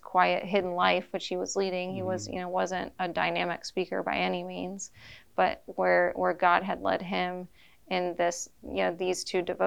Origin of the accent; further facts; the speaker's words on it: Wichita, Kansas, United States; we're from the Diocese of Wichita